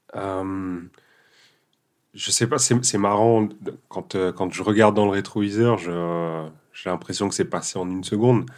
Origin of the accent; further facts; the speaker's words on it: Sion, Valais, Switzerland; also born or lived in Portugal / Guinea-Bissau; j'ai grandi en Valais, donc à Sion principalement